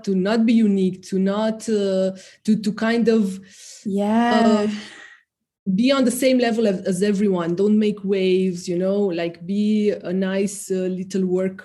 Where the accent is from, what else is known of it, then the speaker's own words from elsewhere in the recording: Romania; moved away; I grew up in the immediately post-communist era of Romania